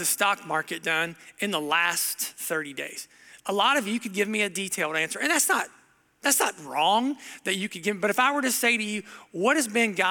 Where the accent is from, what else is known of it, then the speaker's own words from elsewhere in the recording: Southern Ohio, United States; moved away; I grew up in Southern Ohio